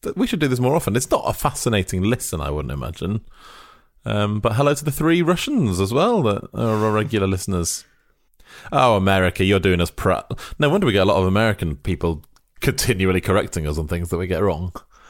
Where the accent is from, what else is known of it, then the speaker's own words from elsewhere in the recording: Wales, United Kingdom; now in Bratislava, Slovakia; I'm actually Welsh, even though I live in Bratislava.